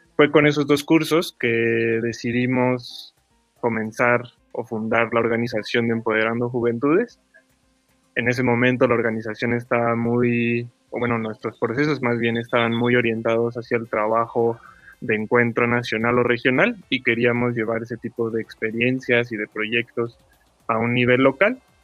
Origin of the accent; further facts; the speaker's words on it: Mexico City, Mexico; soy originario de la Ciudad de México